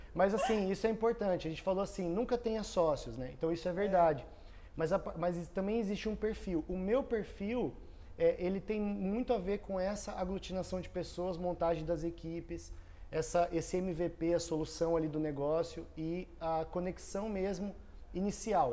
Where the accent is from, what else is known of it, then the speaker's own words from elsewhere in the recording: Foz do Iguaçu, Paraná, Brazil; also born or lived in Cascavel; eu cresci em Foz, num ambiente de empreendedorismo